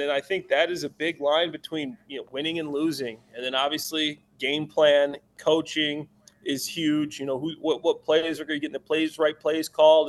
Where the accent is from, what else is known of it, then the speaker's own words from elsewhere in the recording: Chicago, Illinois, United States; I'm from Chicago, I'm in Chicago right now